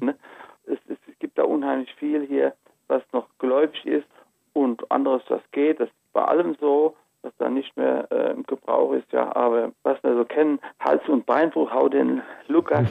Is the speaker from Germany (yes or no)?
yes; Rhenish Hesse, Rhineland-Palatinate, Germany; Rheinhessen ist das Gebiet, wo ich aufgewachsen bin, wo meine Wurzeln sind und wo ich geforscht habe